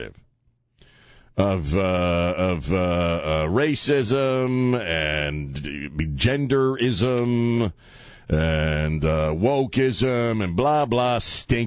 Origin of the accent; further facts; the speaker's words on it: Delmarva Peninsula, United States; now in San Antonio, United States; I grew up on Delmarva, which is Delaware, Maryland, and Virginia. The Delmarva Peninsula